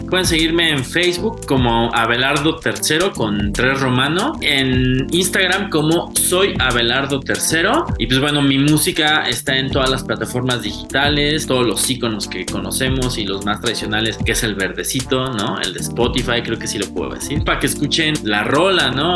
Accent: Mexico; somos mexicanos

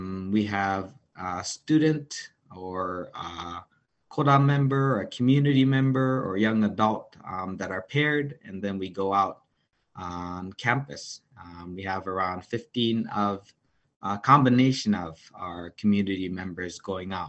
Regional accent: Japan; moved away as an adult; also born or lived in Las Vegas; now in United States; I was born and raised in Japan, came to the States around 10 years ago

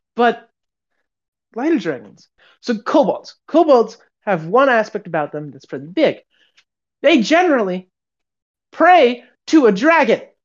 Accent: United States; we're American

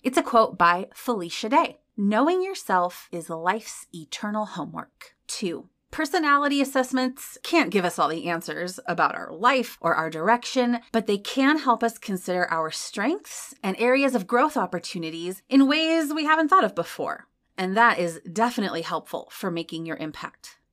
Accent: Iowa, United States; I grew up in Iowa

